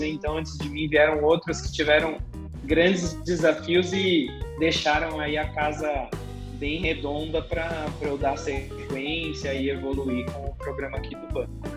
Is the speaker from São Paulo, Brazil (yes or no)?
yes; São Paulo, Brazil; Sou natural aqui de, de São Paulo mesmo.